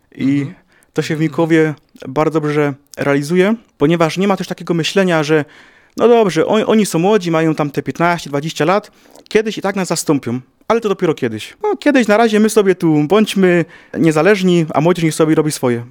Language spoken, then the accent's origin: Polish; Ruda Śląska, Silesian Voivodeship, Poland; Ja pochodzę z, mia z miasta sąsiedniego, czyli z Rudy Śląskiej